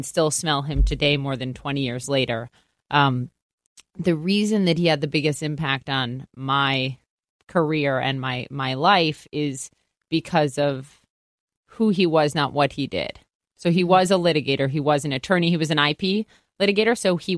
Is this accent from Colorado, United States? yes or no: no; Minnesota, United States; Well, first of all, it gave me the best accent ever, which I'm sad every day that I lost a little bit of it because I used to have a really thick don't you know accent.